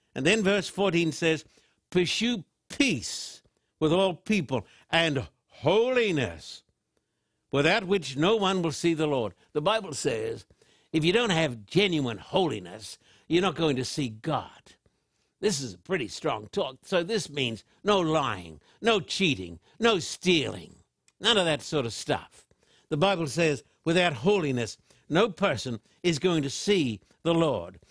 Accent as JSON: {"language": "English", "country": "Australia", "tie": "born or raised there", "said": "I was brought up in Australia"}